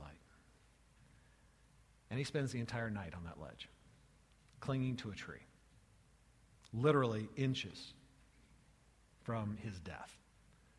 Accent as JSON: {"language": "English", "region": "California", "country": "United States", "tie": "born or raised there", "said": "as a child growing up in California"}